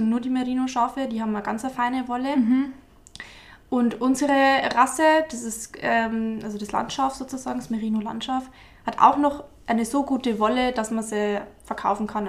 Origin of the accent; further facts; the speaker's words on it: near Eichstätt, Altmühltal, Bavaria, Germany; accent: Bavarian; also born or lived in Freising; ich komme aus der Nähe von Eichstätt-Ingolstadt, aus dem wunderschönen Altmühltal